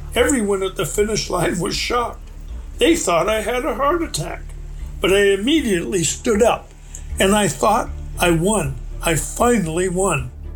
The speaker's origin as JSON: {"language": "English", "region": "New Hampshire", "country": "United States", "tie": "born or raised there", "moved": "as an adult", "lives_now": "Alaska, United States", "said": "I grew up in the New Hampshire"}